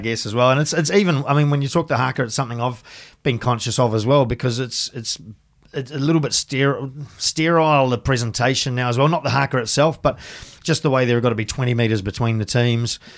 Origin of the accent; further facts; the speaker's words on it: Tuahiwi, Canterbury, New Zealand; moved away as an adult; also born or lived in England / France; I grew up in the country, um, little town called Tuahiwi